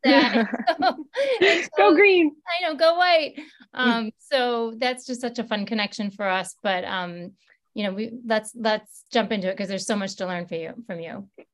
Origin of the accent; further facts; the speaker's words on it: Michigan, United States; I'm not from Detroit, but from Michigan